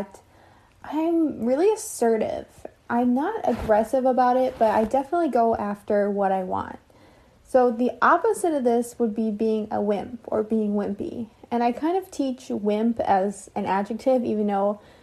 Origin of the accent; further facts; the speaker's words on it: United States; I'm an English teacher from the United States